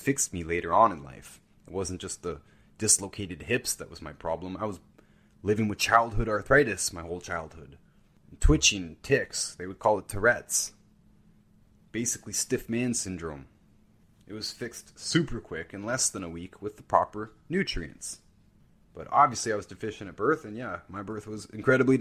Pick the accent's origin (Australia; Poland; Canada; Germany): Canada; near Brantford, Ontario; This is not far from where I grew up. Brantford, Ontario.